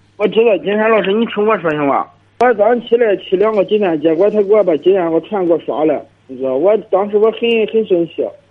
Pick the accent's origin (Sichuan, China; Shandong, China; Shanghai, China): Shandong, China; Dezhou; 我在德州的